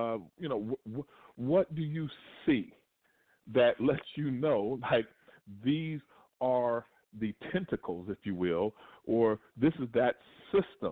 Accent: Kentucky, United States; moved away; when I was in Kentucky, which is my hometown

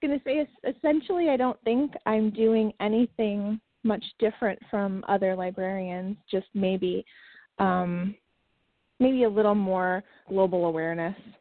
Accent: New York City, New York, United States; moved away as an adult; now in Raleigh, United States; My husband and I grew up in Queens, right outside of New York City.

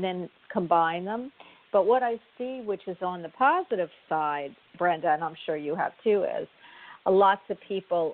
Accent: Florida, United States; I'm from Florida, and I am in Florida at the time

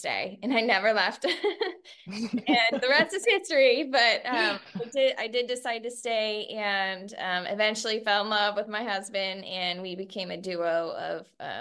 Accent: Central Coast, California, United States; I was raised here in the Central Coast by my mother

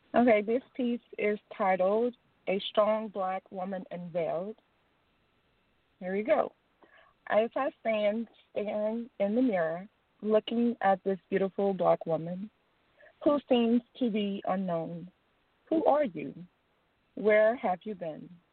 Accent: Louisiana, United States; I'm from Louisiana

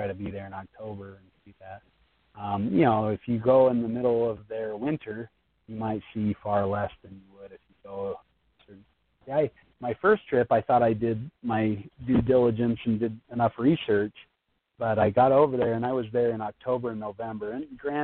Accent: United States; being an American

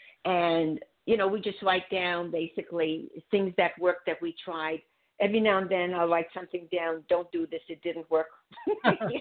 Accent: Budapest, Hungary; moved away; I'm from Budapest

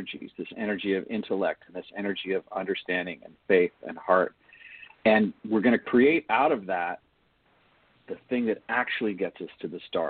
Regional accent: United States; as an American

